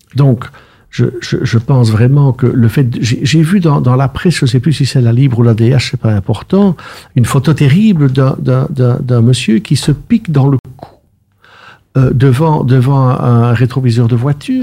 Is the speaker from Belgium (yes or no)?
yes; Brussels, Brussels-Capital Region, Belgium; je suis intensément bruxellois. Je suis né à la rue Haute, derrière la dame qui vend des caricoles